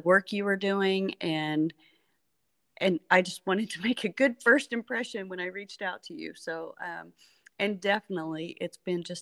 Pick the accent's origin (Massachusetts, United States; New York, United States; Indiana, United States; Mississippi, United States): Indiana, United States; Evansville; also born or lived in Lafayette, Indiana; I grew up in Evansville and, then I went to Purdue